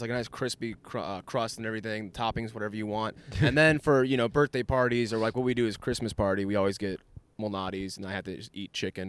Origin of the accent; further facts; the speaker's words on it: Illinois, United States; also born or lived in Oklahoma; now in Austin, United States; I was born there, and then I lived there for a few years off and on, but I was raised in Illinois.